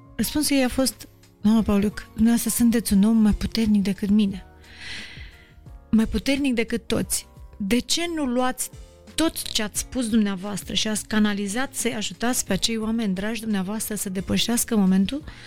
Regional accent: Moldavia, Romania; moved away; eu m-am mândrit că sunt moldovean, că pentru că am plecat din, uh, din orașul meu, din localitatea mea

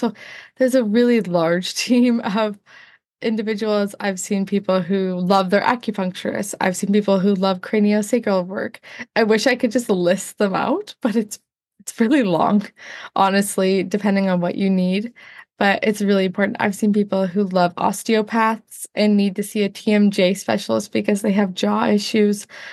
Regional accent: Northern Ontario, Canada; also born or lived in United States; Northern Ontario, Canada

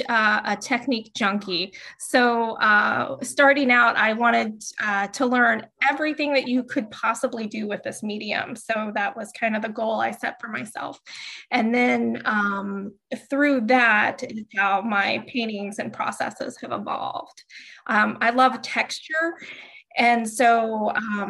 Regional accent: Dayton, Ohio, United States; now in North Carolina, United States; I'm originally from Dayton

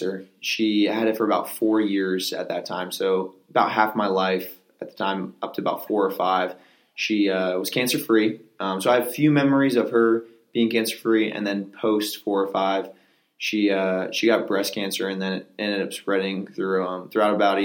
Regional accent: Pennsylvania, United States; Originally, I was born in Pennsylvania. Grew up in a small farm

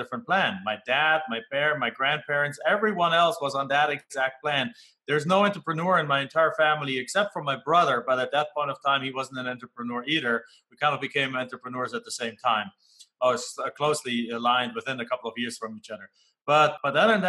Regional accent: Germany; English is a second language; moved away as an adult; now in United States; when I come home back to Germany

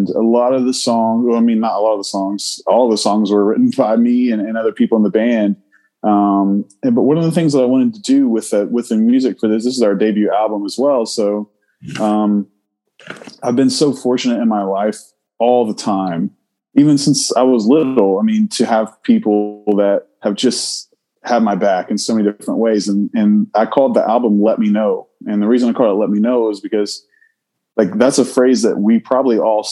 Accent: Chesapeake, Ohio, United States; now in Huntington, United States; I'm from Huntington, West Virginia, but I grew up in Chesapeake, Ohio

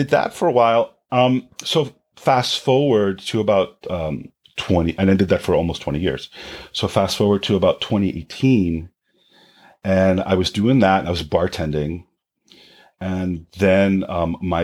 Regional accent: New York City, New York, United States; I grew up in Jamaica, Queens, on the south side

